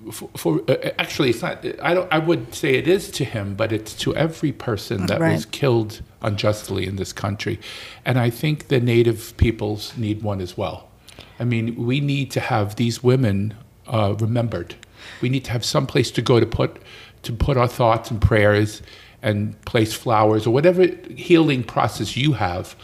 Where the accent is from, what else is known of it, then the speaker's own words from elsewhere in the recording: New York, United States; moved away; I was born and raised in New York